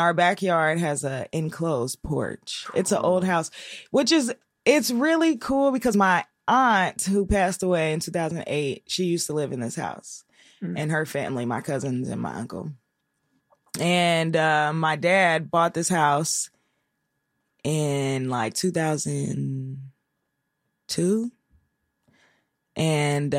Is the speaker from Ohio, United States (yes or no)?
yes; Cincinnati, Ohio, United States; I'm from Cincinnati.